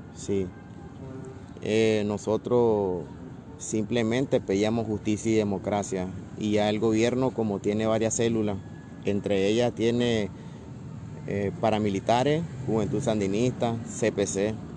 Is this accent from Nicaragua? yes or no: yes; Nicaragua; moved away as an adult; now in Tijuana, Mexico; a nosotros como nicaragüenses